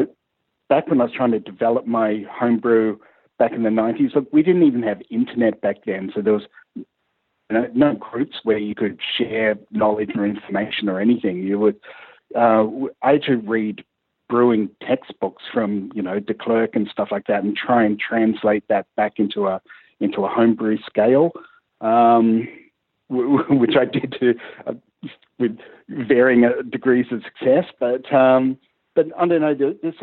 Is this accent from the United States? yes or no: no; New Zealand; also born or lived in Townsville, Australia; now in Canada; since my really early days when I grew up in New Zealand